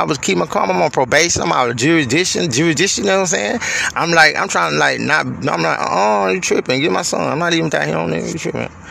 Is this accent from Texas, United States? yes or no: yes; Houston, Texas, United States; moved away as an adult; I'm from Houston